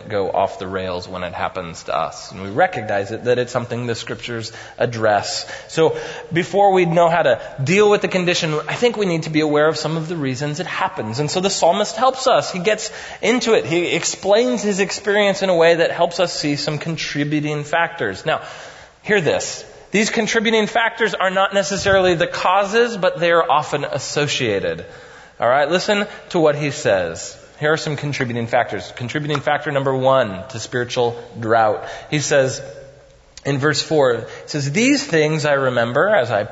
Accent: United States; as American pragmatists

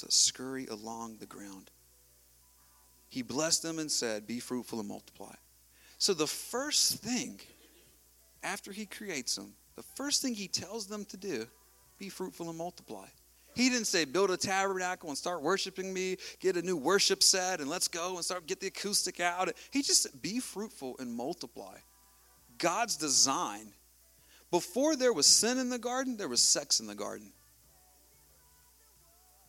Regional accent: United States; I grew up in Wilson County, man. We grow stuff. We grow tobacco. We grow cotton.

